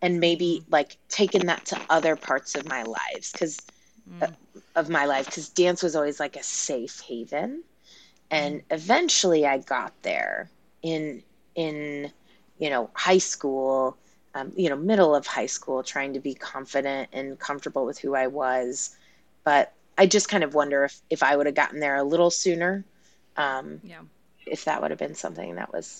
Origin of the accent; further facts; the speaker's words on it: Texas, United States; growing up in Texas, I loved my childhood